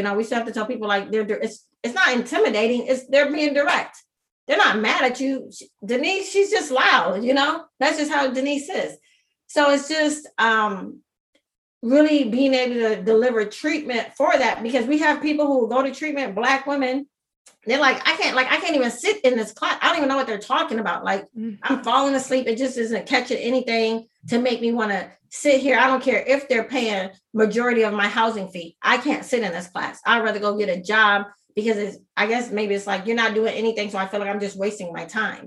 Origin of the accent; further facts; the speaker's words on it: Minnesota, United States; I'm born and raised in Minnesota.